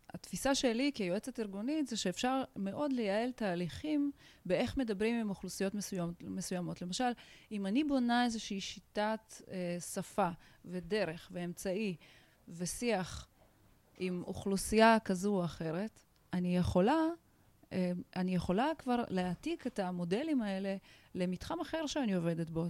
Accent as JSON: {"language": "Hebrew", "country": "Tajikistan", "tie": "born or raised there", "second_language": "Hebrew", "moved": "yes", "lives_now": "Israel", "said": "אני עולה חדשה, בוכרית, עליתי מטאג'יקיסטן. גדלתי במדינה שבה הייתי זרה"}